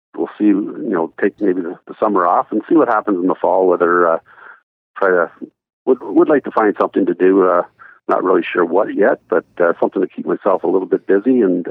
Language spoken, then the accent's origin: English; Owen Sound, Ontario, Canada; I grew up in Owen Sound, and my dad owned some horses